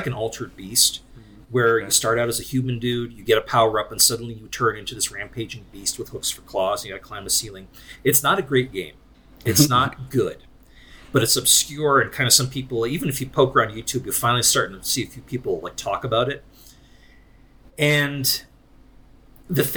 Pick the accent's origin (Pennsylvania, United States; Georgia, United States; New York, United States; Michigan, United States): Pennsylvania, United States; Scranton; I was born and raised in Scranton